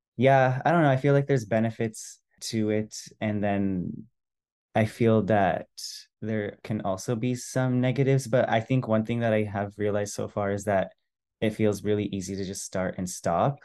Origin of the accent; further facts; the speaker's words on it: San Francisco, California, United States; I was born in San Francisco, which is where they immigrated to, and pretty much I stayed in the Bay Area, San Francisco Bay Area, until twenty-two, twenty-three